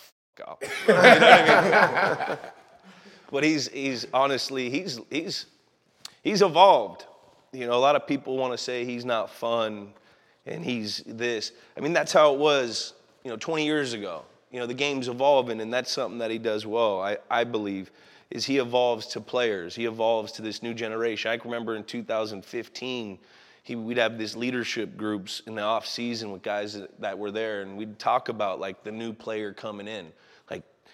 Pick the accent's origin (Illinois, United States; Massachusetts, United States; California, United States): California, United States; the Bay Area; now in Los Angeles, United States; we're both from the Bay. We grew up like 12 miles from each other